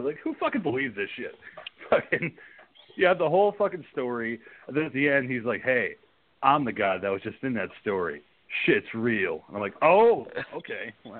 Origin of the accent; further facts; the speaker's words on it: New Jersey, United States; when I was a kid growing up in Jersey